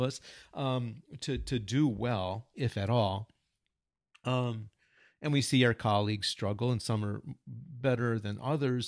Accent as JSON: {"language": "English", "country": "United States", "first_language": "English", "moved": "as an adult", "lives_now": "Japan", "said": "we're native English speakers and Americans"}